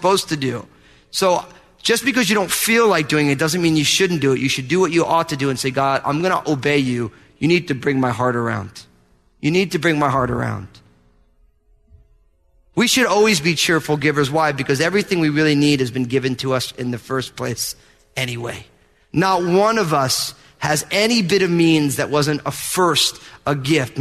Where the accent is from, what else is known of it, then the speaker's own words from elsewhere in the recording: New Jersey, United States; I'm from New Jersey